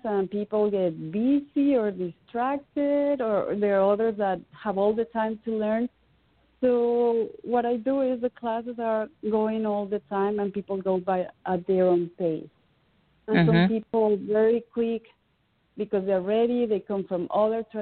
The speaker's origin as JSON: {"language": "English", "region": "Mexican Caribbean", "country": "Mexico", "tie": "born or raised there", "moved": "as an adult", "lives_now": "United States", "said": "When I grew up in the Caribbean, in the Mexican Caribbean"}